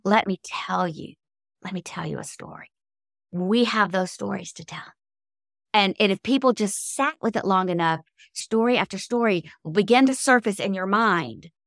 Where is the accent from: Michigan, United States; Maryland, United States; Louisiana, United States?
Louisiana, United States; Cajun; I am a Cajun, so I grew up drinking coffee, strong coffee, since I was knee-high to a bullfrog